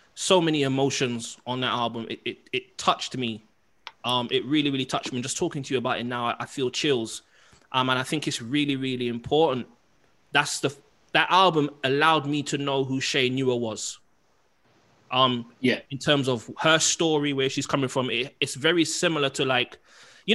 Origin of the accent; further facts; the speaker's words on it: London, United Kingdom; me growing up in Kensal Rise and Harlesden